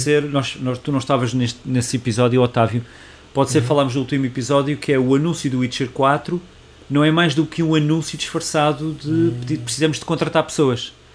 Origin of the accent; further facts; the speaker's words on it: Portugal; nós somos portugueses